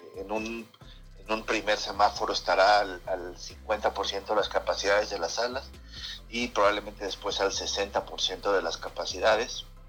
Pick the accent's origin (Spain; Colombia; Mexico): Mexico; nosotros como mexicano